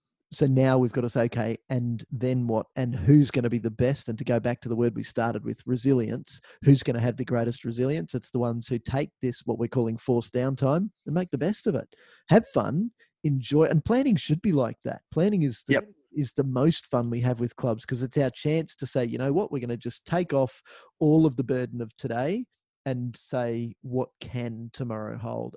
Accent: Australia; we're Australian

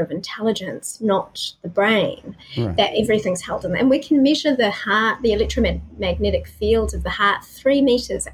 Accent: New Zealand; I was born to a solo mum in New Zealand who was kicked out of home for being pregnant

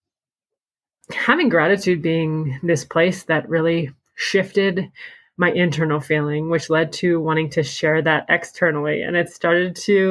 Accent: Pennsylvania, United States; moved away; we're originally from Pennsylvania

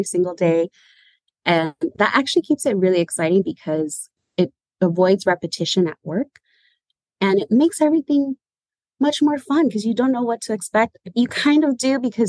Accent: San Francisco, California, United States; So I was born and raised in San Francisco. I'm a San Francisco native. I've lived here all my life

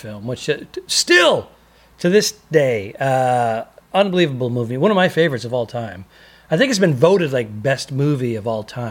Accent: Northeast, United States; I grew up in the Northeast.

